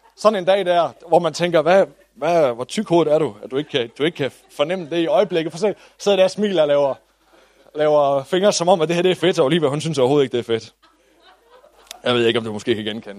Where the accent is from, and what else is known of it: Denmark